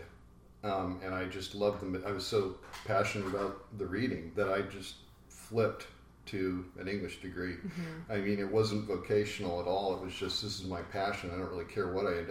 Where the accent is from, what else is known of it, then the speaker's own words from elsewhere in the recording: San Jose, California, United States; It was the late 70s, and I grew up in San Jose